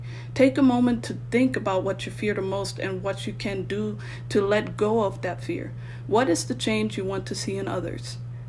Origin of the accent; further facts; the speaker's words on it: Germany; born there; I was born on American soil in Germany and am fortunate to possess two nationalities.